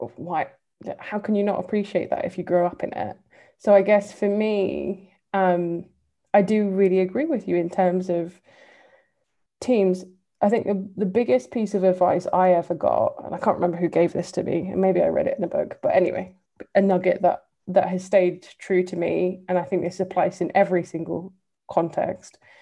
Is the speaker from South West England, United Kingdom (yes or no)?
no; London, United Kingdom; accent: English; moved away as an adult; also born or lived in Seoul / West Bank / Balkans / Caucasus; me having grown up in London um, and that, you know, I grew up on in Northwest London